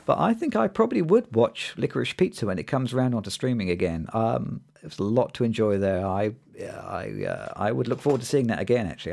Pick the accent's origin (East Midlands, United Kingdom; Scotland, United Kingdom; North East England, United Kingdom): East Midlands, United Kingdom; bit of a nerdy kid growing up in the East Midlands in the U K